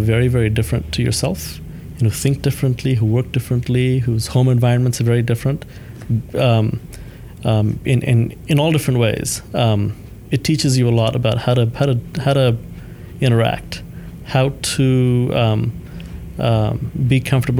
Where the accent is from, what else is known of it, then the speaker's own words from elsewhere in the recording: Thailand; also born or lived in India; So my family moved from India to Thailand mm-hmm. when I was three, and I grew up in Thailand.